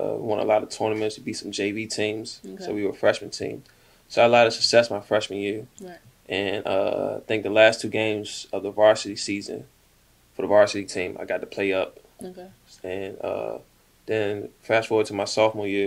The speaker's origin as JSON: {"language": "English", "town": "Washington", "region": "District of Columbia", "country": "United States", "tie": "born or raised there", "also_born_or_lived": "Clinton, Maryland", "moved": "as an adult", "said": "during school days and stuff like that, I would stay in D.C. with my grandmother throughout elementary and majority high school"}